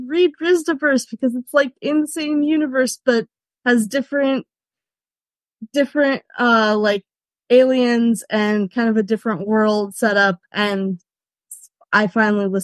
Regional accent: California, United States; moved away as an adult; also born or lived in Rhineland, Germany; now in Germany

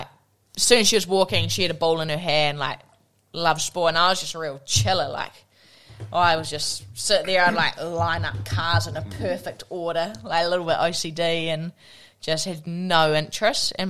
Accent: Tawa, Wellington, New Zealand; I grew up in Tawa and went to Tawa College

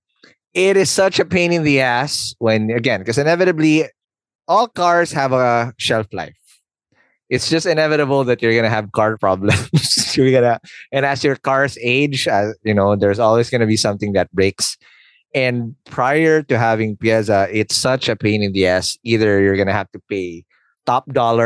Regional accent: Philippines; I'm a Filipino.

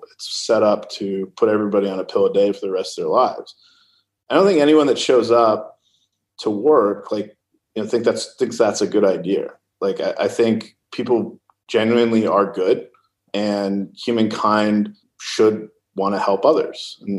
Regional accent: California, United States; Well, look, I come from Silicon Valley. And the reality is that we do like to move fast.

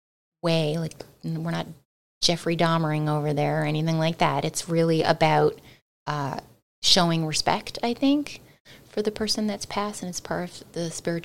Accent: Newfoundland and Labrador, Canada; I definitely realized growing up in Newfoundland that there were certain expressions that I heard

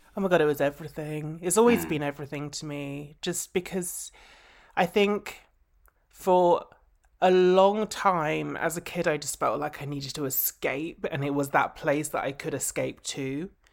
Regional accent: Essex, East of England, United Kingdom; I grew up in Essex.

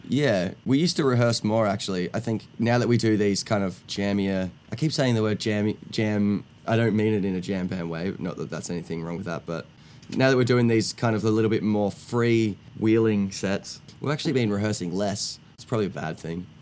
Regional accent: Australia; I'm from Australia.

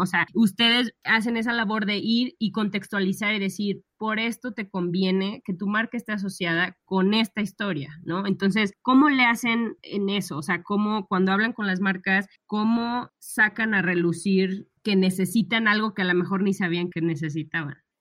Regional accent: León, Guanajuato, Mexico; also born or lived in Monterrey; somos las dos de León

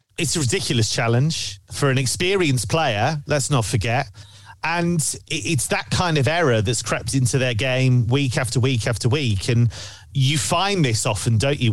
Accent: England, United Kingdom; I am English

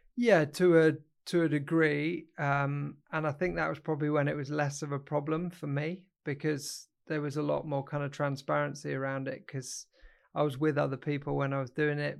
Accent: Derbyshire, East Midlands, United Kingdom; also born or lived in Kenya / Northamptonshire; then we came back to the U K. Um, lived in Derbyshire, um, for a number of years, and then I went off to boarding school when I was thirteen

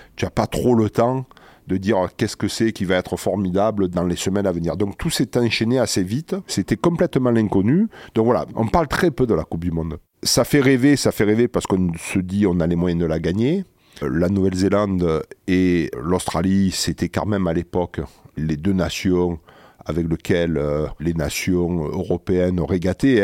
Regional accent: La Valette-du-Var, Provence-Alpes-Côte d'Azur, France; Je suis de Toulon. Pour être plus précis, je suis de La Valette

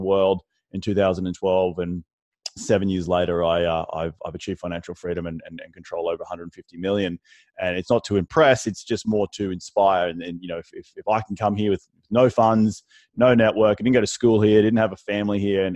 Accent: Australia; moved away as an adult; also born or lived in New York City; now in United States; my weird accent, originally from Australia, moved to the United States back in 2012, moved here for love.

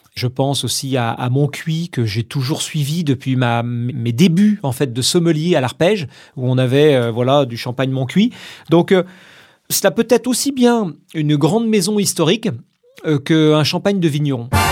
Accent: Vendée, Pays de la Loire, France; moved away; Je viens de Vendée. Je suis né là-bas, toute ma famille euh, réside toujours là-bas.

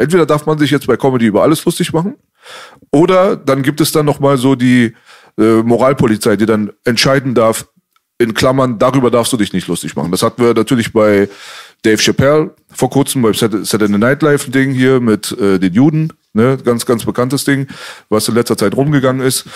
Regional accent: Berlin, Germany; wir sind in Kreuzberg aufgewachsen

